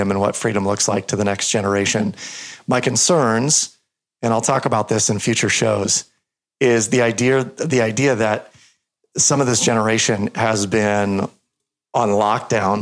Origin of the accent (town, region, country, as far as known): United States